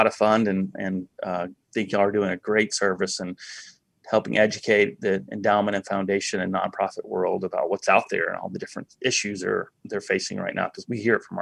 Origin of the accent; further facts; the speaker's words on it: Montgomery, Alabama, United States; I grew up in Montgomery, Alabama